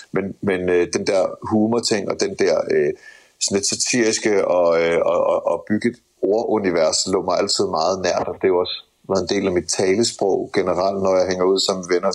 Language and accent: Danish; Skive, Central Denmark Region, Denmark; jeg voksede op i det mørke Jylland omkring Skive